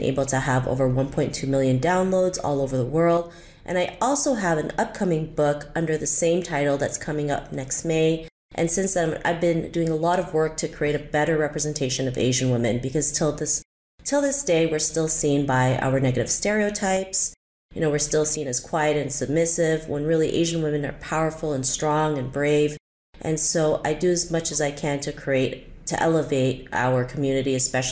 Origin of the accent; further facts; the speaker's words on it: Canada; also born or lived in Philippines; I was actually born in the Philippines and moved to Canada when I was 7, but I actually moved back when I was 13 and then came back again when I was 16. So everything really started with growing up in Canada